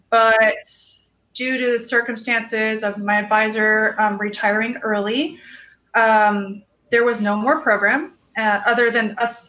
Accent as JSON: {"language": "English", "region": "Florida", "country": "United States", "tie": "born or raised there", "also_born_or_lived": "New York", "lives_now": "Los Angeles, United States", "said": "I was born in New York, in the Bronx. And spent my childhood kind of bouncing around. Mostly grew up in Florida."}